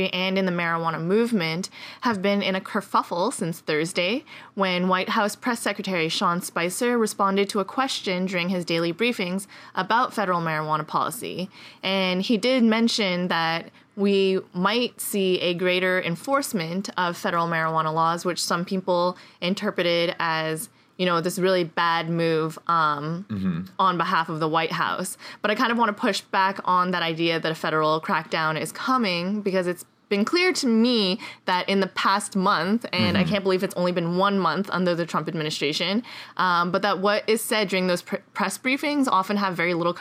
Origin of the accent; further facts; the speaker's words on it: Montreal, Quebec, Canada; moved away; also born or lived in Boulder; Montreal, which is my hometown